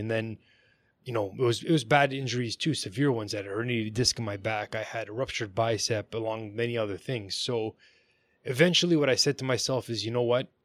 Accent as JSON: {"language": "English", "town": "Vaughan", "region": "Ontario", "country": "Canada", "tie": "born or raised there", "said": "I grew up in Vaughan, like Maple, Ontario."}